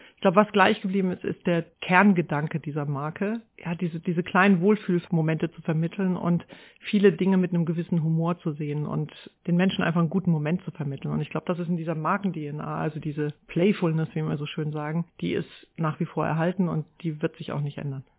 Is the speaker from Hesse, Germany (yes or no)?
no; Haßloch, Rhineland-Palatinate, Germany; moved away; also born or lived in Neustadt an der Weinstraße; ich bin in Hasloch im durchschnittlichsten Dorf Deutschlands groß geworden